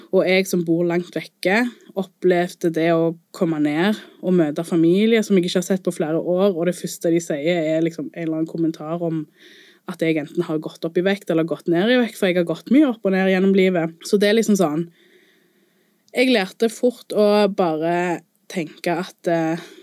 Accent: Colombia; now in Norway; der jeg kommer fra i Colombia

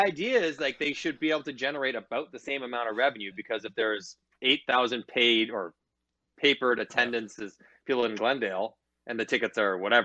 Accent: Toronto, Ontario, Canada; I'm from Scarborough

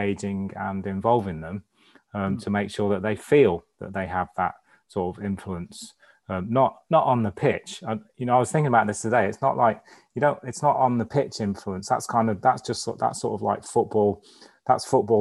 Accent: Crewe, North West England, United Kingdom; also born or lived in Bahrain / Chaddesden; I spent most of my growing up days in and around Crewe

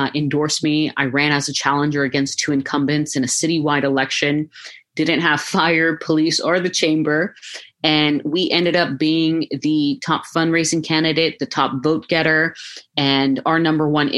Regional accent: Fremont, California, United States; also born or lived in New York City; now in Hayward, United States; I grew up in Fremont

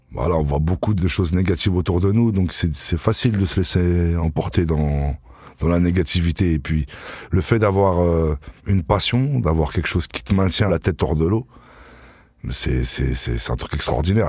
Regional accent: Vitry-sur-Seine, Île-de-France, France; j'ai grandi à Vitry, dans les quartiers les plus durs de Vitry

